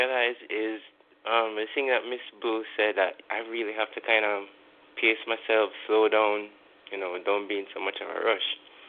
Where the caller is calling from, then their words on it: Kingston, Jamaica; I'm calling from Kingston, Jamaica